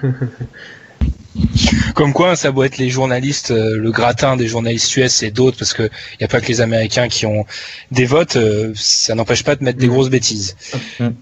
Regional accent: France

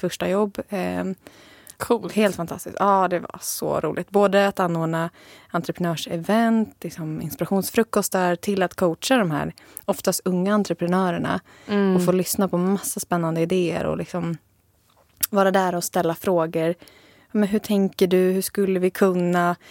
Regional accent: Sigtuna, Stockholm County, Sweden; moved away; also born or lived in Jönköping; Jag är från början från Sigtuna

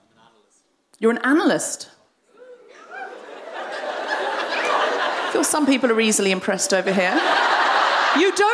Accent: Australia; I'm Australian

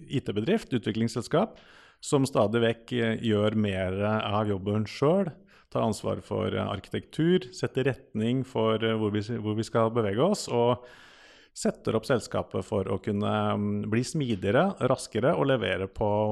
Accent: Rømskog, Viken, Norway; Jeg er fra Rømskog. Eh, Rømskauen kaller vi det.

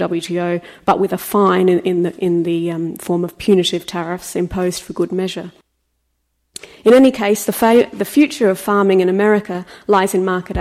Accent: Australia; as an Australian

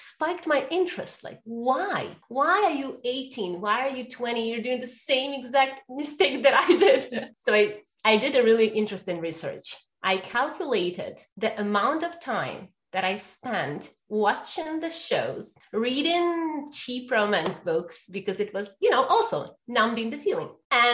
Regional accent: Ukraine; I was born and raised in Ukraine

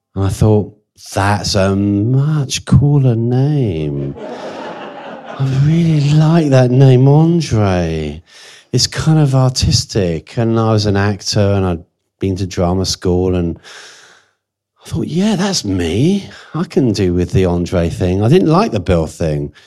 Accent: Jersey; I was born in Jersey, which is kind of halfway to France anyway

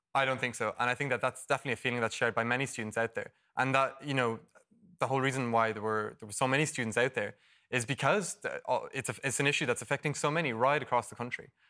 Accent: Dublin, Leinster, Ireland; I'm originally from Dublin

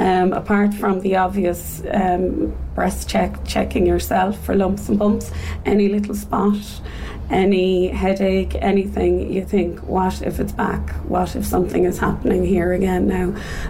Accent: Dublin, Leinster, Ireland; now in Cork, Ireland; I am originally from Dublin, but I'm here in Cork for the last 20 odd years.

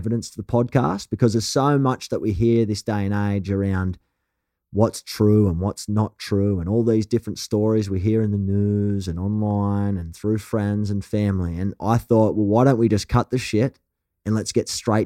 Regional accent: Australia; accent: thick, rough Australian; your thick, rough Australian accent

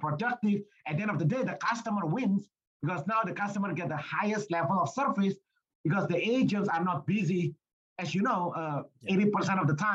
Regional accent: Indonesia; moved away as an adult; I was born and raised in Indonesia

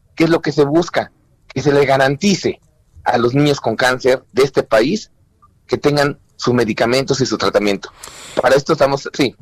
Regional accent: Mexico; como mexicanos responsables

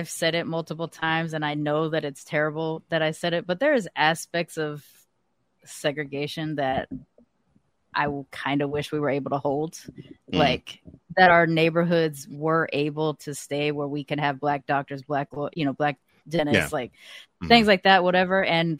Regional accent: California, United States; I was one of the few kids growing up in California that like knew about it.

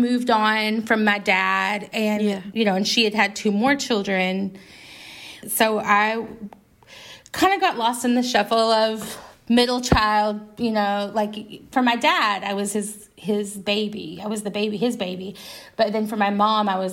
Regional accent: Arkansas, United States; I grew up in Arkansas

